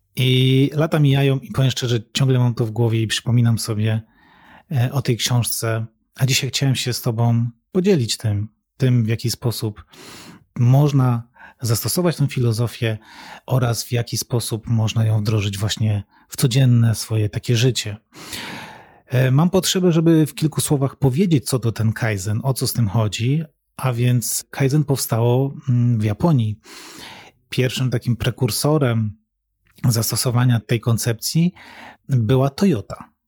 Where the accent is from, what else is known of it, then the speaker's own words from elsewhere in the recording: Katowice, Silesian Voivodeship, Poland; wychowałem się w mieście, wychowałem się w Katowicach